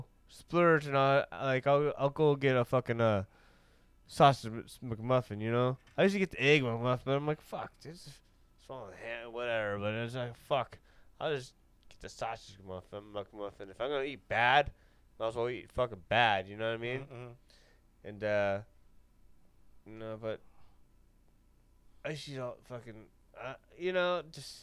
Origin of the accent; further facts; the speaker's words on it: Huntington Beach, California, United States; where I grew up in Huntington Beach